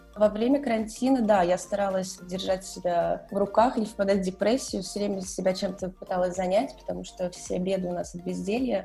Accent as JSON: {"language": "Russian", "region": "Saint Petersburg", "country": "Russia", "also_born_or_lived": "Moscow, Russia", "moved": "as an adult", "lives_now": "Florence, Italy", "said": "я из Петербурга"}